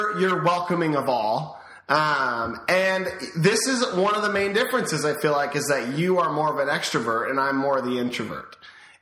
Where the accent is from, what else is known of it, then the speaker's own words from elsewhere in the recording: Davis, California, United States; also born or lived in Sacramento, California; We moved from Sacramento